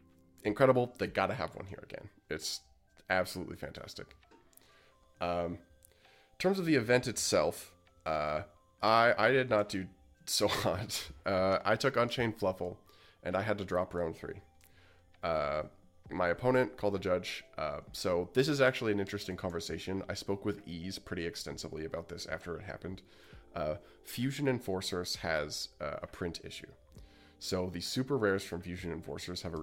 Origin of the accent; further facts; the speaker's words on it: Alberta, Canada; I am from Alberta